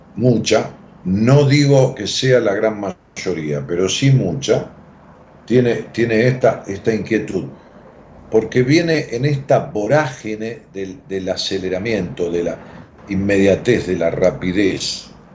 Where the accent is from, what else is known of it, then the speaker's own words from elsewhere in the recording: Ramos Mejía, Buenos Aires Province, Argentina; en mi pueblo, en Raúl Mejía